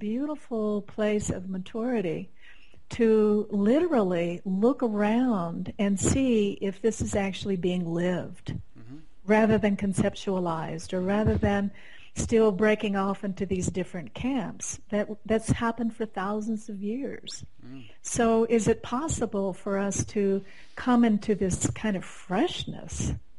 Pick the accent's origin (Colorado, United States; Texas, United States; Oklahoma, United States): Colorado, United States; You know, we're both from Colorado